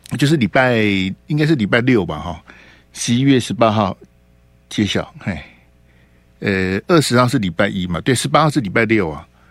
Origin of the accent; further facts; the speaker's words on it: Hualien County, Taiwan; now in Taipei, Taiwan; 我们花莲，花中